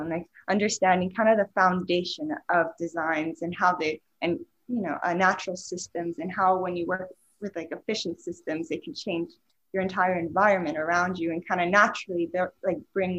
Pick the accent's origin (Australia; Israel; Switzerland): Switzerland; And I grew up in Switzerland and I always found myself very creative, like from a young age.